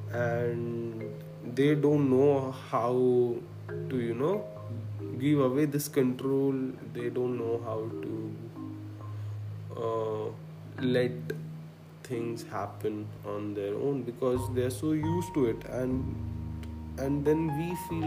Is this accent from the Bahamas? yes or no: no; Khandwa, Madhya Pradesh, India; I come from a small town, I'm from Khandwa, and I think it was early 2004 or 2005, and we got a computer and internet